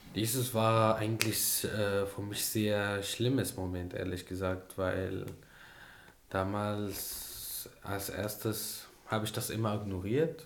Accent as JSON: {"language": "German", "country": "Syria", "second_language": "German", "moved": "as an adult", "lives_now": "Germany", "said": "wir sind von dieses Menschen geflüchtet und wir hatten Angst vor dieses Menschen und deswegen haben wir unser Land verlassen"}